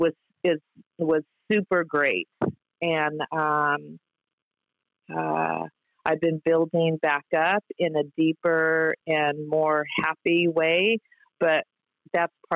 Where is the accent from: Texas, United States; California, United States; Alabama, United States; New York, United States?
California, United States; Orange County; I grew up in Orange County, I had a house in Laguna Niguel